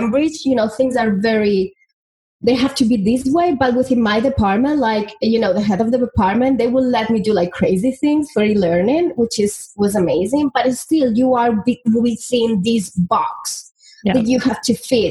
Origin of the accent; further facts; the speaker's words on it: Spain; moved away; I'm from Spain, and, you know, I come from a very little town